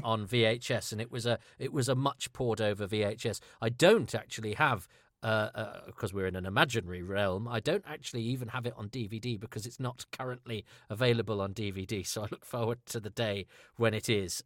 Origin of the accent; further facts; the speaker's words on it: Ludlow, West Midlands, United Kingdom; I, I grew up in Ludlow in Shropshire